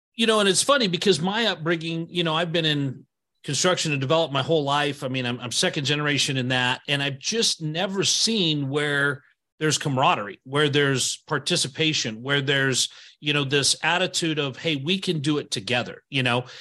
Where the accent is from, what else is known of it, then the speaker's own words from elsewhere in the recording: Idaho, United States; I moved here when I was eight, but I've been here the whole time.